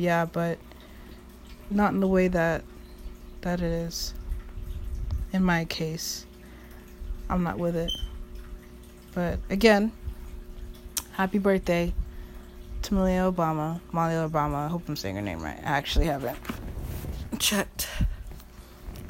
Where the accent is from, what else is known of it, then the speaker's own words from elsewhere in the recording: United States; living in America and being born an American